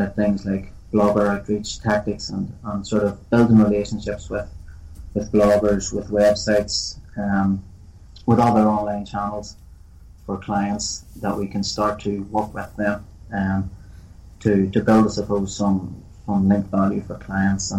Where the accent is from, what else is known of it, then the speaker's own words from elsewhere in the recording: Northern Ireland, United Kingdom; most young fellas growing up in Northern Ireland, kicking a ball around the streets